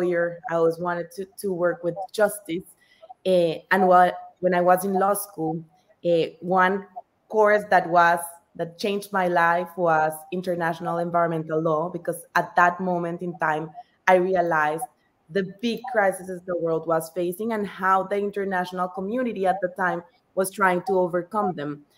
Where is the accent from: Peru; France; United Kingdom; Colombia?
Colombia; I'm Colombian, so I was born in Colombia, and Colombia is one of the most biodiverse countries in the whole world. So growing up, I was always surrounded by nature.